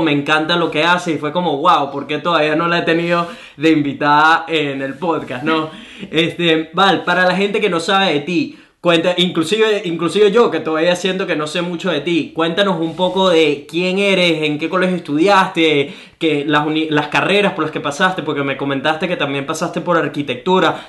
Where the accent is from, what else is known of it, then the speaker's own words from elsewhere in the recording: Venezuela; now in Gold Coast, Australia; soy un venezolano que vive en Gold Australia